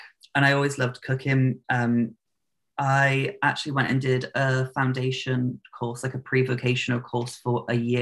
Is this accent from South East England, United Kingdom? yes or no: no; Plymouth, South West England, United Kingdom; I grew up in the south of England, the southwest, in a city called Plymouth.